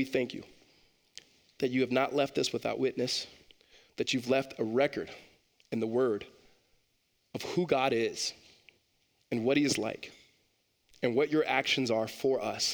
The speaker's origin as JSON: {"language": "English", "town": "Los Angeles", "region": "California", "country": "United States", "tie": "born or raised there", "said": "growing up in Los Angeles and other cities that are not necessarily super brand new"}